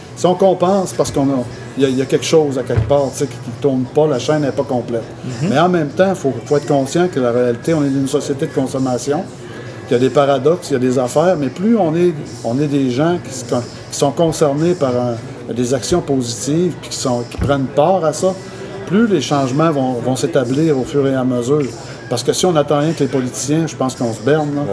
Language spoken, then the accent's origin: French; Manic-5, Quebec, Canada; suis sur la Côte-Nord. Je suis né à Manic 5, au pied du barrage de Manic 5.